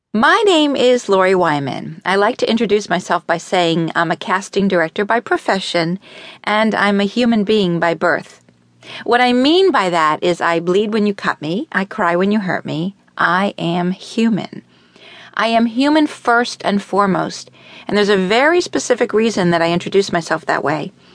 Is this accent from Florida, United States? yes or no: yes; Miami, Florida, United States; I was born in Miami Beach and raised in Miami